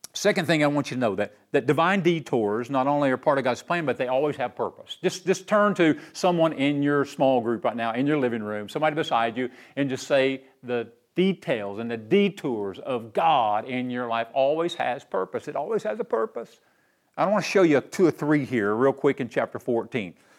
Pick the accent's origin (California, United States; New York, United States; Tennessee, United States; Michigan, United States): Tennessee, United States; Knoxville; I grew up right here in Knoxville, my hometown